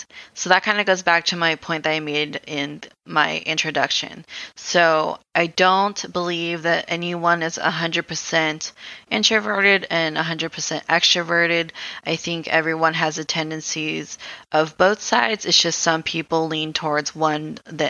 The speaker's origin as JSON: {"language": "English", "country": "Philippines", "said": "I'm Filipino"}